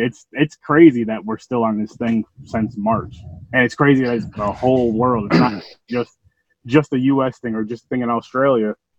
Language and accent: English; Albany, New York, United States; I'm from Albany, New York.